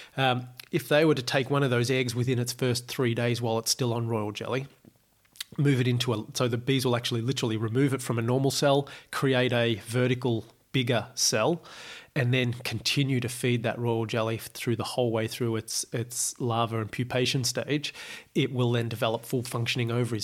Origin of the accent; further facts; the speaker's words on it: Australia; growing up in Australia